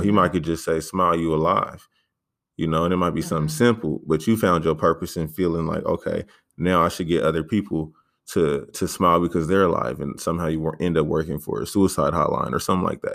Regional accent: San Diego, California, United States; I mainly grew up in uh, Paradise Hills, but then I moved over to Emerald Hills when I was like 12

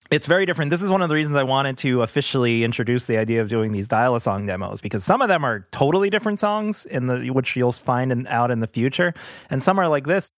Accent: New York City, New York, United States; When we were growing up, so we're, we're from Queens

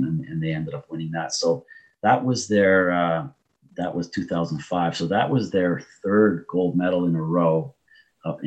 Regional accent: Canada; my heritage is Portuguese. I was born in Canada, but I have Portuguese citizenship. And a lot of the guys I grew up with in the Portuguese neighborhood

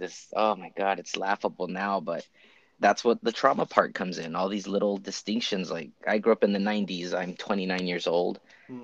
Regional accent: Utah, United States; as a kid, I grew up in the state of Utah

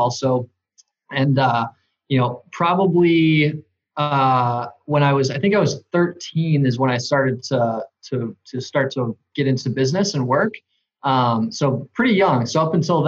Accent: Johnsburg, Illinois, United States; I grew up in Johnsburg, which is what northwest of the city of Chicago, basically in Wisconsin

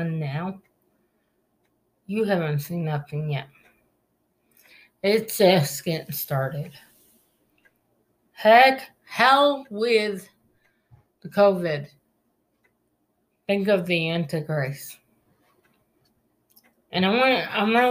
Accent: United States; to us as American

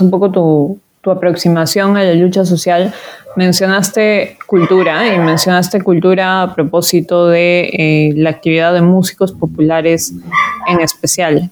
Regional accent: Cusco, Peru; a mí como cusqueña

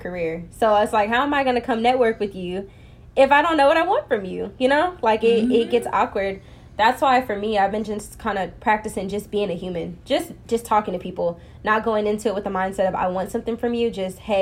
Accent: Plano, Texas, United States; I'm from Plano

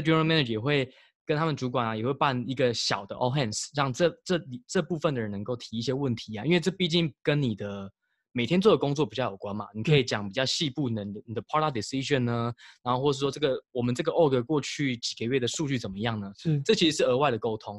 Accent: Taiwan; now in United States; 从小还是在台湾长大

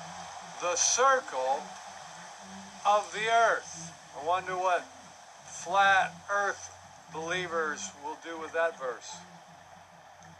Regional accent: Milwaukee, Wisconsin, United States; also born or lived in Tulsa, Oklahoma / New Mexico / Louisville, Kentucky / Greeley, Colorado; now in Florida, United States; when I grew up in Milwaukee

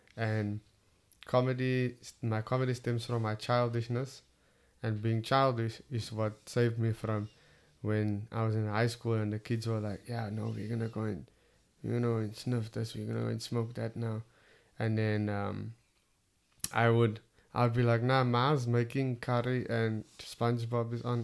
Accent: Cape Town, Western Cape, South Africa; accent: Cape Town; my Cape Town accent

